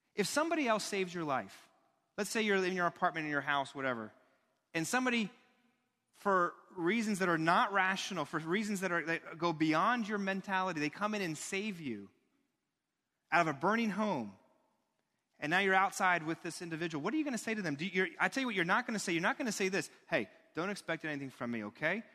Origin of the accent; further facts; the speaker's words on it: United States; as an American.